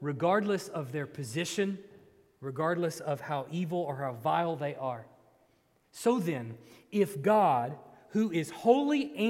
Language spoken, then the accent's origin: English; Texas, United States; I grew up in Texas, so it was 150,000 degrees